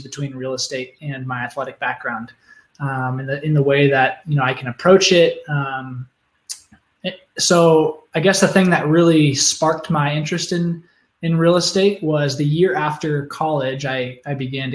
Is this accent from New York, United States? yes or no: no; Oregon, United States; moved away as an adult; now in Phoenix, United States; I grew up in Oregon